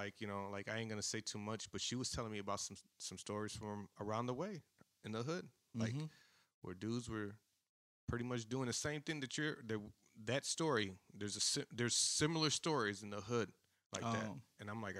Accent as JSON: {"language": "English", "town": "Chicago Heights", "region": "Illinois", "country": "United States"}